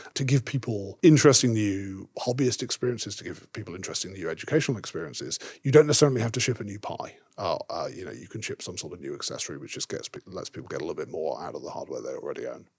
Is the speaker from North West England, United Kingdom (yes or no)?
no; Yorkshire and the Humber, United Kingdom; I grew up in Yorkshire